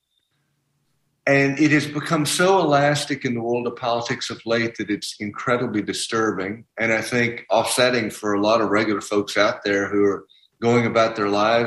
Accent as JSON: {"language": "English", "region": "South Carolina", "country": "United States"}